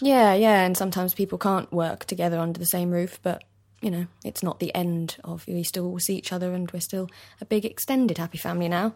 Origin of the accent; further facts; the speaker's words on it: London, United Kingdom; East London, born and bred